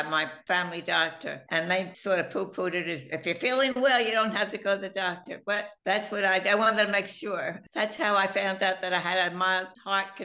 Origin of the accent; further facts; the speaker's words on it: New York, United States; also born or lived in Philadelphia, Pennsylvania; We moved from Philadelphia to Forest Hills in New York. So I really feel that that's where I grew up